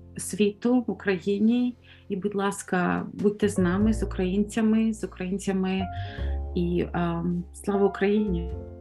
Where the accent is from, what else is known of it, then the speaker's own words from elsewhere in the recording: Ukraine; moved away as an adult; now in United States; I grew up in Ukraine. I grew up in Ukraine. And so being here for more than 20 years in the United States and being an American citizen now, I still remember my homeland where I grew up, and I have family and close friends.